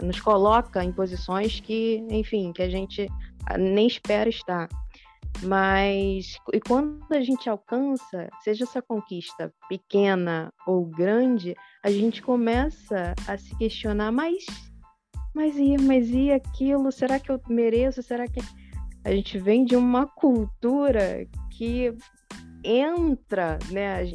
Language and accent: Portuguese; interior of Minas Gerais, Brazil; moved away; eu vim lá do interior de Minas Gerais, da roça